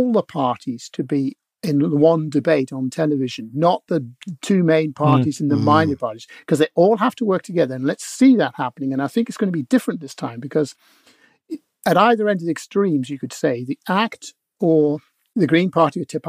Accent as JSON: {"language": "English", "region": "Northern Ireland", "country": "United Kingdom", "tie": "born or raised there", "moved": "yes", "lives_now": "New Zealand", "said": "I was born in Northern Ireland."}